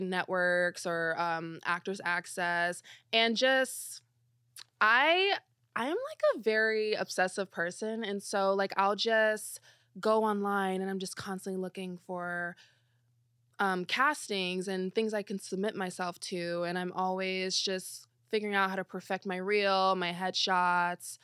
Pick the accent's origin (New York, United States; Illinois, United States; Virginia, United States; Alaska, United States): Illinois, United States; Belleville; moved away as an adult; also born or lived in Missouri / St. Louis; I'm from Belleville, Illinois.